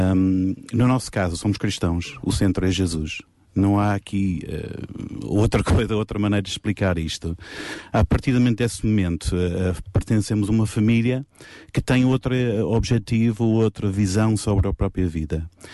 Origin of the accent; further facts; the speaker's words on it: England, United Kingdom; moved away; eu, como inglês, estar aqui sentado